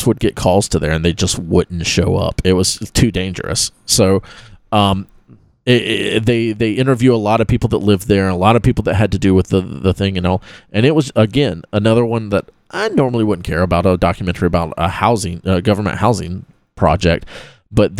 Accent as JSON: {"language": "English", "town": "Live Oak", "region": "Florida", "country": "United States", "tie": "born or raised there", "also_born_or_lived": "Lake City, Florida", "said": "me growing up in Live Oak, Florida, which is a tiny town"}